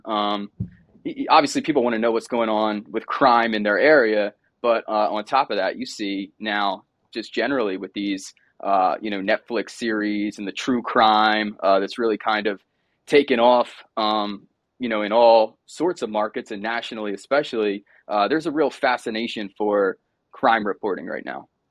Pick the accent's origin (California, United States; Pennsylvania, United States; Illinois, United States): Pennsylvania, United States; Delaware County; also born or lived in Arizona; I'm from Delaware County, Pennsylvania originally. Grew up about twenty minutes outside Philadelphia.